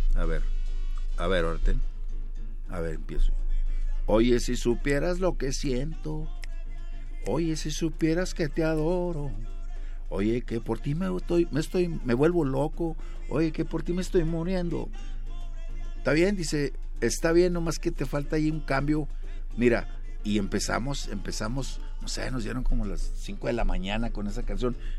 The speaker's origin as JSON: {"language": "Spanish", "town": "Monterrey", "region": "Nuevo León", "country": "Mexico", "tie": "born or raised there", "said": "Yo nací en la Nuevo Repueblo, una colonia también de Monterrey"}